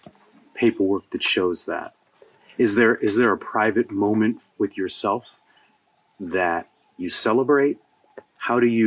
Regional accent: United States; my home country, the United States

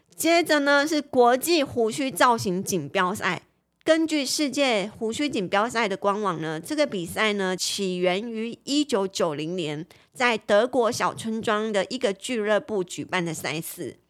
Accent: Taiwan; 我们台湾人

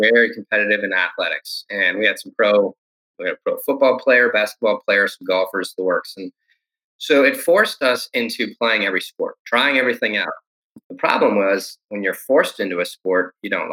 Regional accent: Detroit, Michigan, United States; now in Texas, United States; in Detroit, specifically where I grew up, I moved from Detroit in the heart to East Detroit

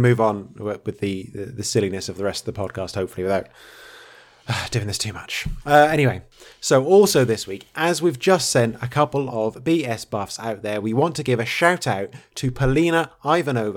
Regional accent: England, United Kingdom; being so English

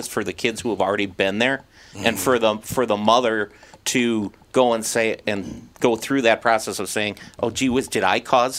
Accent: Fridley, Minnesota, United States; also born or lived in Spring Lake Park, Minnesota; I grew up in Fridley, live in Spring Lake Park.

